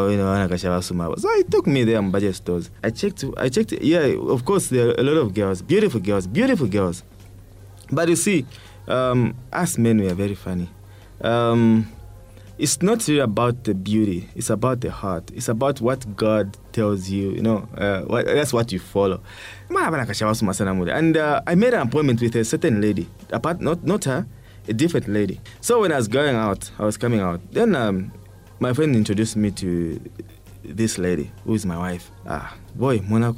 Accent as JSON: {"language": "English", "town": "Chingola", "region": "Copperbelt Province", "country": "Zambia", "tie": "born or raised there", "moved": "as an adult", "said": "My hometown is Chingola"}